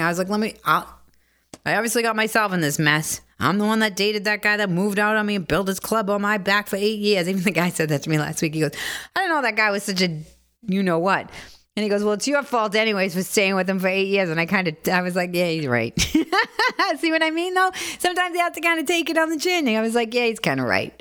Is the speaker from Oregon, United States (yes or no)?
no; Boston, Massachusetts, United States; moved away as an adult; also born or lived in Bronx, New York / Los Angeles; now in New York, United States; I grew up in Dorchester.